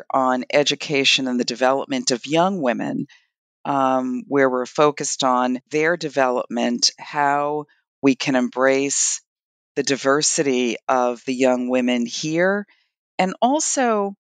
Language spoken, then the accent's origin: English; Brooklyn, New York, United States; I'm from Brooklyn, New York